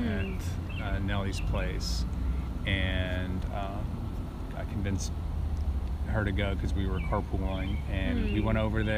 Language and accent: English; Portland, Oregon, United States; also born or lived in Ukraine; lived in America since about 7 or 8 years old. Grew up in Portland, Oregon, most of my adult life